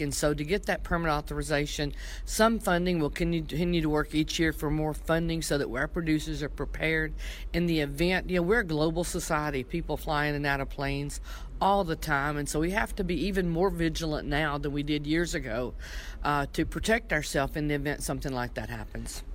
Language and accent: English; Tennessee, United States; I'm from Tennessee